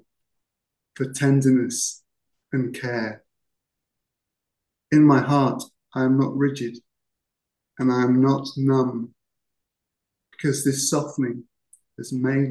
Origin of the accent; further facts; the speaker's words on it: Cheshire, North West England, United Kingdom; moved away as an adult; also born or lived in Hertfordshire; I'm actually from Cheshire.